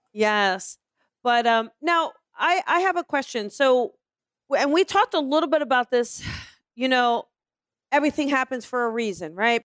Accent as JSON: {"language": "English", "region": "East Coast", "country": "United States", "said": "I'm from the East Coast"}